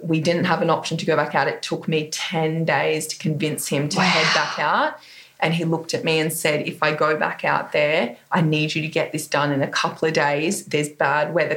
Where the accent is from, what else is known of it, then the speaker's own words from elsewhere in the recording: Coffs Harbour, New South Wales, Australia; coming into my hometown of Coffs Harbour where I grew up